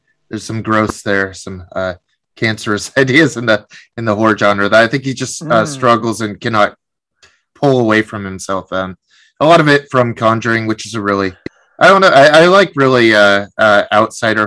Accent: Seattle, Washington, United States; I'm from Seattle

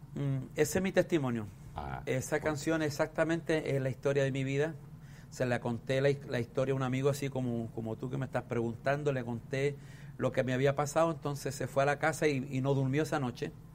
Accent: southern Chile, Chile; born or raised there

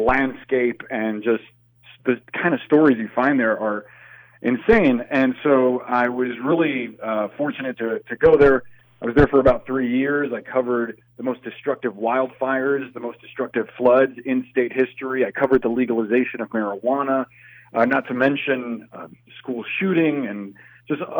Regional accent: Miami, Florida, United States; moved away; where I grew up in Miami

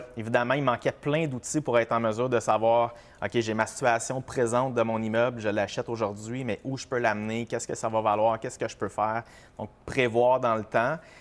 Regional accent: Sherbrooke, Quebec, Canada; now in Brossard, Canada; moi, j'habite Brossard, je suis originaire de Sherbrooke

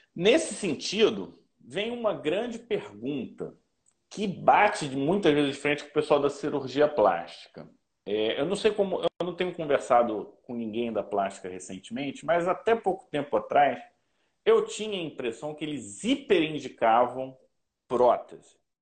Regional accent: Rio de Janeiro, Brazil; eu sou carioca

